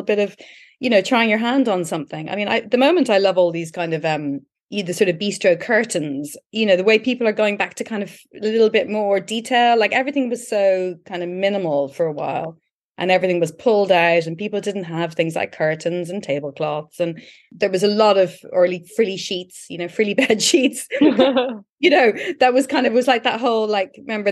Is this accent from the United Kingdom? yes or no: no; Ireland; we've all seen this as Irish people